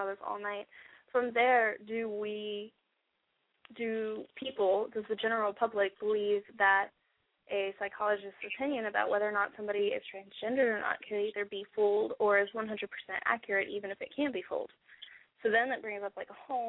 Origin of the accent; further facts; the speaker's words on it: Orlando, Florida, United States; growing up in Orlando in our middle school